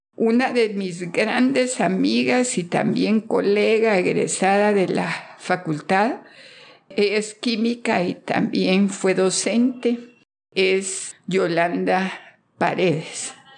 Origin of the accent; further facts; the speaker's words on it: Guatemala City, Guatemala Department, Guatemala; Soy de Guatemala, de la ciudad de Guatemala